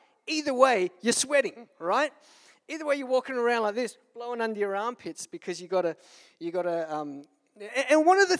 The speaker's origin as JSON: {"language": "English", "town": "Darwin", "region": "Northern Territory", "country": "Australia", "said": "I'm from Darwin, man."}